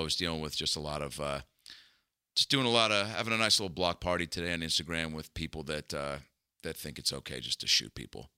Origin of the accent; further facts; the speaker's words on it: Seattle, Washington, United States; growing up in Seattle